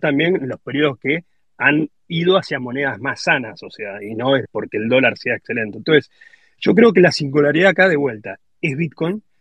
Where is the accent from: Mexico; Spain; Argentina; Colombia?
Argentina; que si somos argentinos lo entendemos